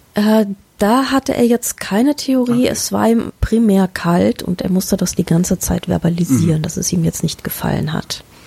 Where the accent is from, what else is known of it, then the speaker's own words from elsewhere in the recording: Germany; wir als Deutsche